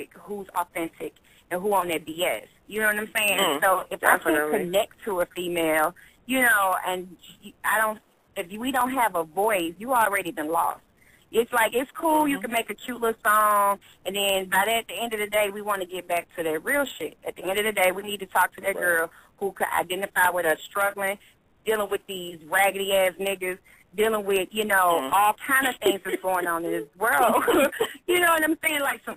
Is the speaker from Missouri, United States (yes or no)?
yes; St. Louis, Missouri, United States; I'm from St. Louis. I've come up in, you know, very challenging situations